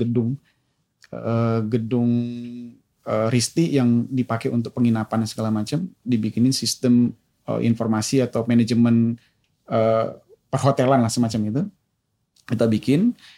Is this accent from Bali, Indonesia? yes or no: no; Medan, North Sumatra, Indonesia; moved away; saya lahir dan besar di Medan